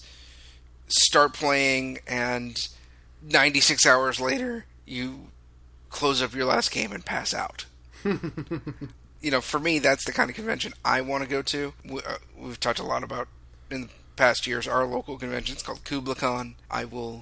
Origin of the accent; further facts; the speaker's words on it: Southern California, United States; I'm from Southern California